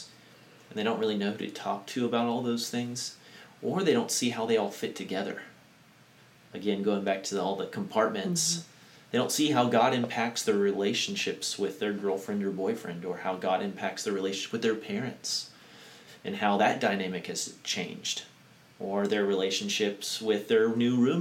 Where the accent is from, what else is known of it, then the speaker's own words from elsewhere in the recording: United States; we as maybe American Christians